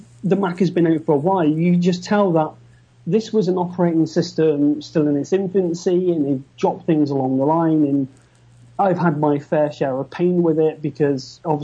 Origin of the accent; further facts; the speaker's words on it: United Kingdom; I'm just good old British